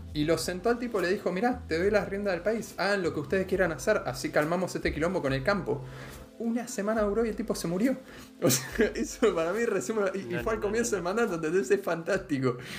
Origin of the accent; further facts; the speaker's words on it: Argentina; éramos un país mucho más agropecuario que ahora todavía